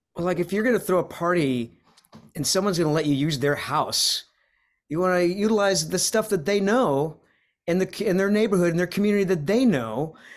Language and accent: English; Rhode Island, United States; moved away; I'm from Rhode Island or, originally